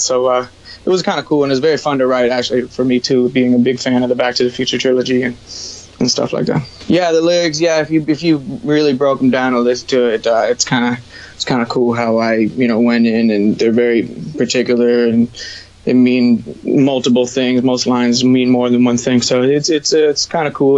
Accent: Broward County, Florida, United States; also born or lived in New York; now in West Palm Beach, United States; Born and raised in Broward County, Florida

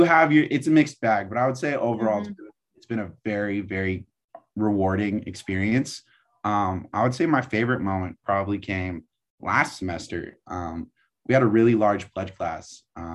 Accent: Pacifica, California, United States; moved away as an adult; now in San Diego, United States; I'm from Pacifica, California. And for those not from the Bay Area, it is in the San Francisco Bay Area.

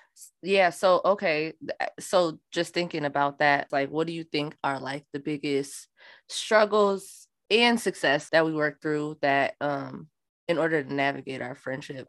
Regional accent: Minnesota, United States; I'm from Minnesota

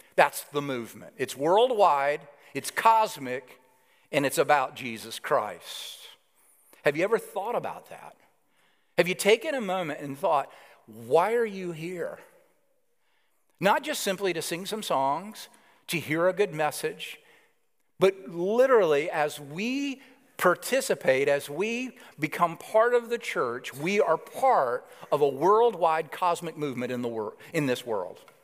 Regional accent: Alabama, United States; now in New York City, United States; I grew up in Alabama, and you'll know that shortly, the accent.

